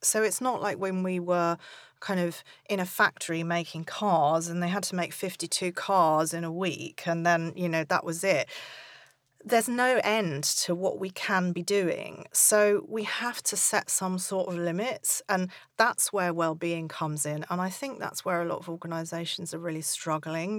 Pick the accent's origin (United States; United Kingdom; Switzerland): United Kingdom; we're British